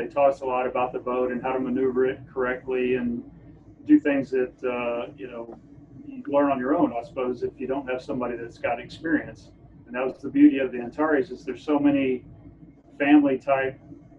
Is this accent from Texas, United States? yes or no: yes; Texas, United States; We're both from Texas, and we're both on here in Grenada.